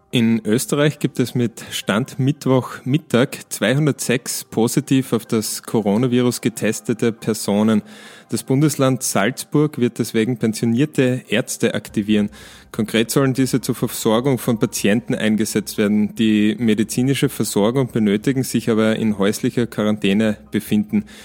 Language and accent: German; Switzerland; es gibt beispielsweise eine Berechnung, die ich als Schweizer durchgeführt habe